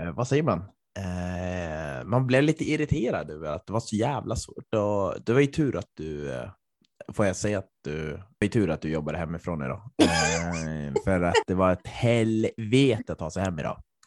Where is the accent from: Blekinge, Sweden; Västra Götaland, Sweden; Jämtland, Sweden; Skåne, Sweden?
Jämtland, Sweden; Östersund; min hemort Östersund